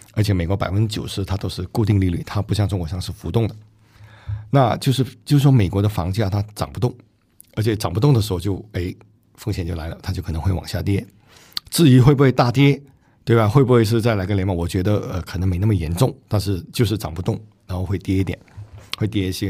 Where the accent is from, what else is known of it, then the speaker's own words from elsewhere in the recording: Singapore; 我新加坡人嘛